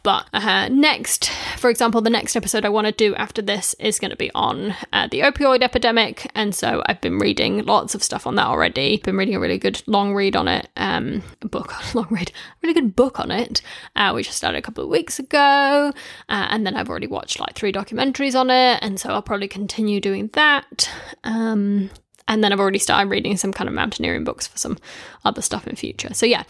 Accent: New Zealand; now in United Kingdom; I moved from New Zealand to the UK, and I originally got into podcasts because I could listen to New Zealand radio shows through the podcast app. So that was like a bit of nostalgia from home.

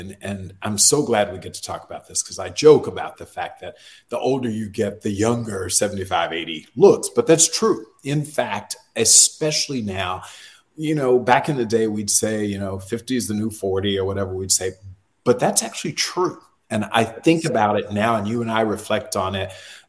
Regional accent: Florida, United States; I'm from Florida. We're not the real South.

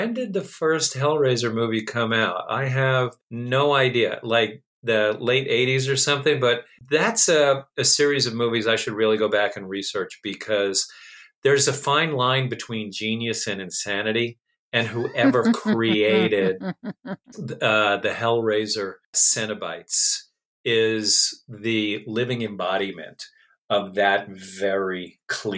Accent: United States; moved away; I'm originally from New York

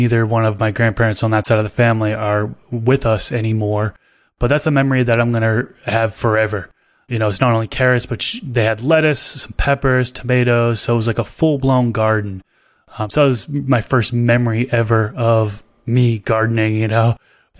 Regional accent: Billerica, Massachusetts, United States; I was born and raised outside of Boston, Massachusetts. So a little town about 15 minutes north of Boston called Billerica, Massachusetts.

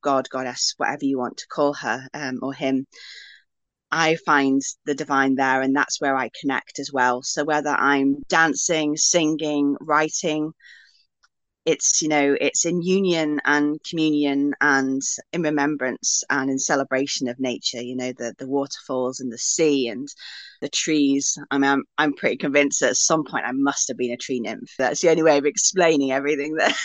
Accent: Wales, United Kingdom; my roots are really kind of in my homeland and in my ancestry. So I'm Welsh, I live in Wales

